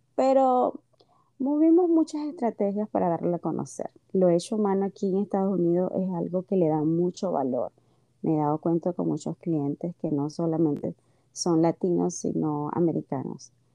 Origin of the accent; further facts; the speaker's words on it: Maracaibo, Zulia, Venezuela; moved away as an adult; now in Orlando, United States; Soy venezolana